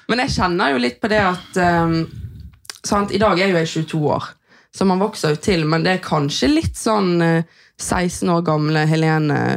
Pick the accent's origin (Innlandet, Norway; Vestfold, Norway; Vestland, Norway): Vestland, Norway; Bergen; jeg er født og oppvokst på Flaktveit